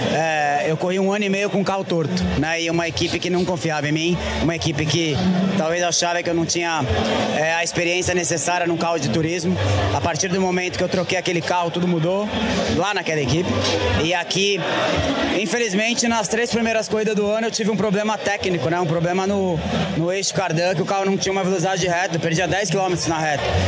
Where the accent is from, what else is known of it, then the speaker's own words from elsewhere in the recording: São Paulo, Brazil; Interlagos é um lugar onde eu cresci, um lugar onde eu passei a maior parte do tempo no cartódromo, quando eu era criança.